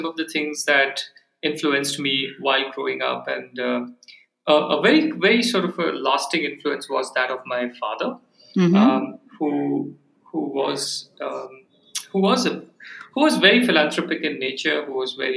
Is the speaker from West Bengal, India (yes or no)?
no; Bangalore, Karnataka, India; I grew up in Bangalore. I was born in Bangalore, grew up there.